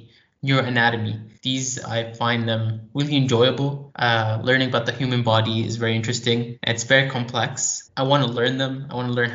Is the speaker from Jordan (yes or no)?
yes; Jordan; also born or lived in United States; I am from Jordan as well. I've been living here for almost 15 years.